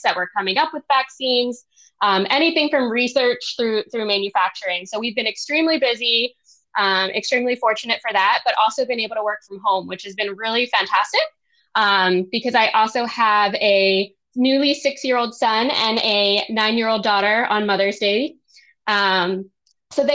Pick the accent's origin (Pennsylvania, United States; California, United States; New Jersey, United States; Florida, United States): Pennsylvania, United States; Philadelphia; now in Maryland, United States; I'm from Philadelphia, Pennsylvania